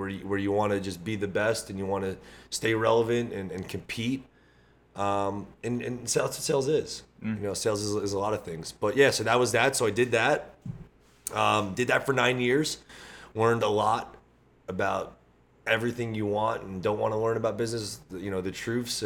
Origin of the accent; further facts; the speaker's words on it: New Jersey, United States; Born and raised in Jersey, fitness advocate, grew up locally from here